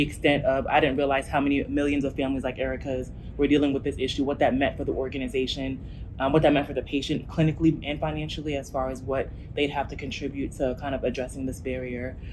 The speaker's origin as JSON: {"language": "English", "region": "New Jersey", "country": "United States", "moved": "as an adult", "lives_now": "Memphis, United States", "said": "I'm originally from New Jersey, um, and my family's been in Memphis for about 10 years"}